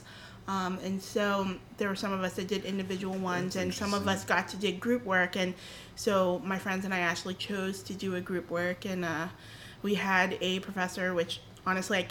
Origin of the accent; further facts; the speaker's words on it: Boston, Massachusetts, United States; I was born and raised here in Boston.